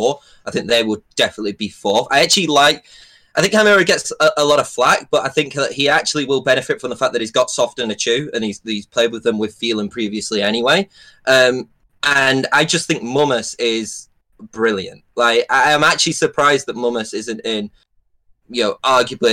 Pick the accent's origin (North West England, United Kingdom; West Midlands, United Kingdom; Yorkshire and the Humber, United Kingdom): North West England, United Kingdom; Preston; I'm from Preston